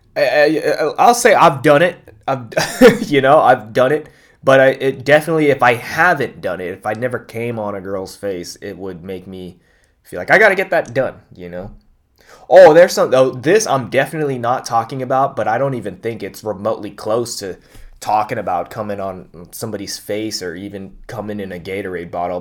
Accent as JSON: {"language": "English", "area": "Bay Area", "region": "California", "country": "United States", "tie": "born or raised there", "said": "growing up in the Bay Area"}